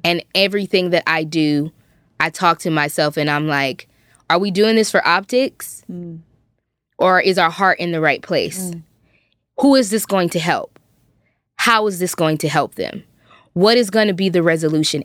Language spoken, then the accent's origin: English; Compton, California, United States; I grew up in Compton, California